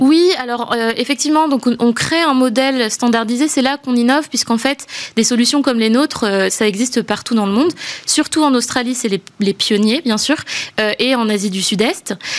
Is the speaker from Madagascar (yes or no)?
yes; Madagascar; moved away as an adult; also born or lived in France; je suis née à Madagascar. Euh, j'ai grandi là-bas et, euh, et, je suis venue faire mes études d'école de commerce en France